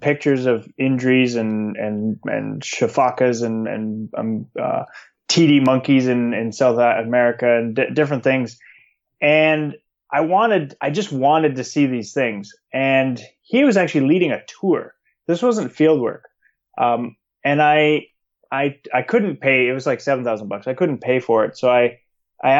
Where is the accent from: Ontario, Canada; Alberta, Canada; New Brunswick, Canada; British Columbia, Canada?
Alberta, Canada; Calgary; I grew up in Calgary in the foothills of the Rockies.